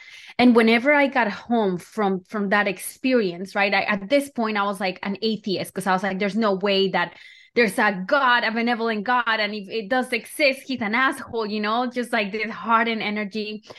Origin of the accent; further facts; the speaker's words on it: Colombia; Yeah, so I feel like I grew up in Colombia